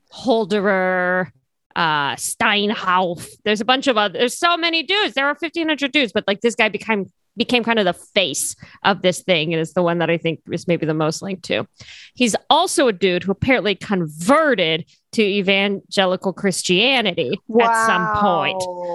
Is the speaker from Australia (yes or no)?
no; Cairo, Cairo Governorate, Egypt; also born or lived in United Kingdom; now in United States; I was raised in Cairo and went to the UK and then came to the US.